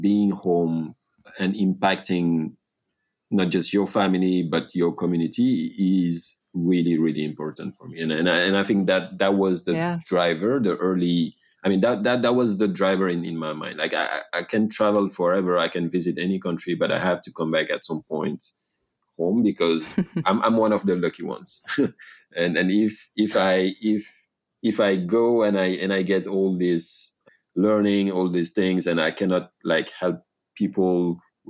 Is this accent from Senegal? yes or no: yes; Dakar, Senegal; moved away as an adult; I was born and raised in Dakar, Senegal